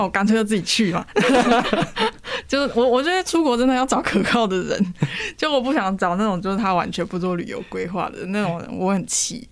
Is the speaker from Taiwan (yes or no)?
yes; Taiwan; 以我台湾人的这个存在跟身份